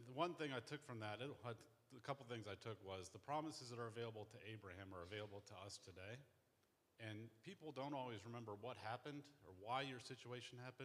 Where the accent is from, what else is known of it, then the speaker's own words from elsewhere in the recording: Columbus, United States; I'm from Columbus